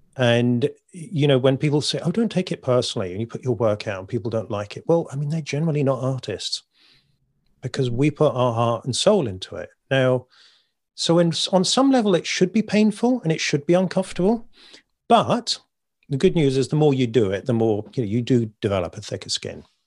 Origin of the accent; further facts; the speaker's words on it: United Kingdom; I'm British